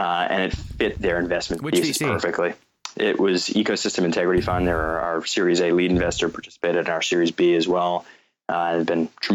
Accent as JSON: {"language": "English", "region": "North Carolina", "country": "United States", "tie": "born or raised there", "also_born_or_lived": "New York", "said": "I was coincidentally born in New York. My parents had just moved from South Africa, and I grew up in North Carolina"}